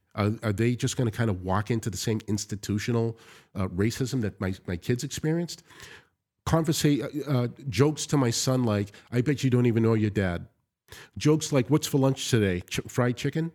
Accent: United States; I've been greeted and welcomed, one as American, secondly, as a Christian

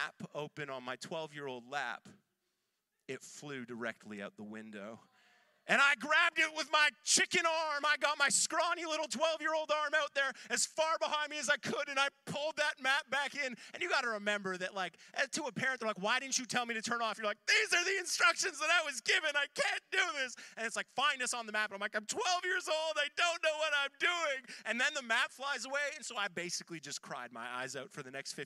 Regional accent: Ontario, Canada; also born or lived in north of Toronto, Ontario; now in Halifax, Canada; I'm not from Nova Scotia originally. I'm from Ontario

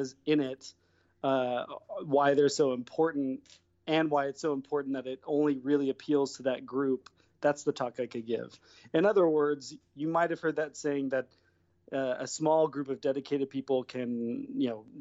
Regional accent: Fairfield, California, United States; moved away as an adult; now in Los Angeles, United States; I'm from Northern California. I'm from Fairfield, and I've been in LA for 16 years now.

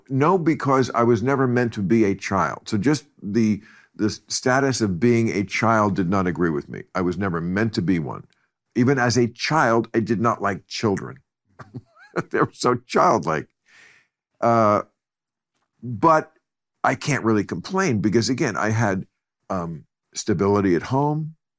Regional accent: New Jersey, United States; I grew up in Bergen County, New Jersey

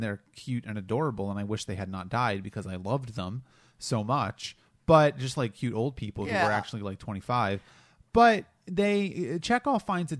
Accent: Delaware, United States; I grew up in Delaware, and you know, I when I was a kid, I used to say water instead of water, and I kind of trained myself out of that.

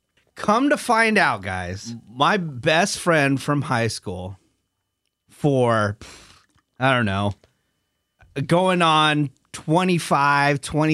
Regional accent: Northern California, United States; we're both from Northern California.

